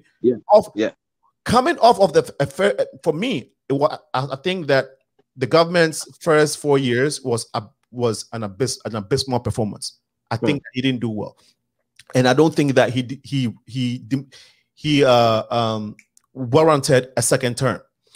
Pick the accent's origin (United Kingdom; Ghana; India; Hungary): Ghana; I'm Ghanaian, but I'm from Africa. But you know, I'm African, but I belong to the country Ghana.